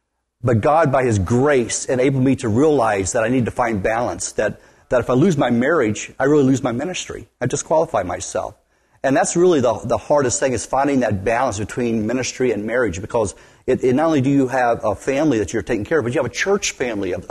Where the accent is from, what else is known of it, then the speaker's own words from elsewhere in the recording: West Virginia, United States; now in Wisconsin, United States; I grew up in West Virginia originally.